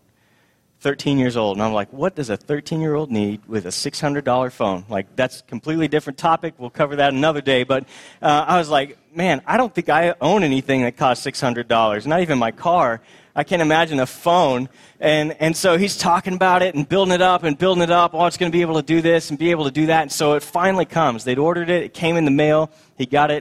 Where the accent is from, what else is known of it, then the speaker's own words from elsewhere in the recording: Texas, United States; moved away as an adult; also born or lived in Boston; we moved from Boston to the Promised Land back to Texas, and we were so happy to be home.